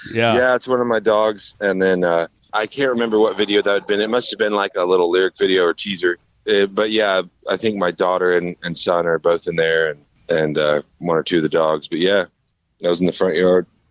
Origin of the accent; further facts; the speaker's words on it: Kansas, United States; representing Kansas tourism, uh, my home state